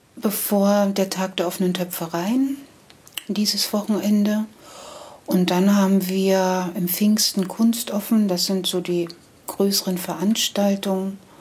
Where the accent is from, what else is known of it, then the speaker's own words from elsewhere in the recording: Karstädt, Brandenburg, Germany; also born or lived in Meissen / Heiligendamm / Schwerin; now in Sukow, Germany; ich komme gebürtig aus dem Bezirk Schwerin. Karstedt ist der Ort.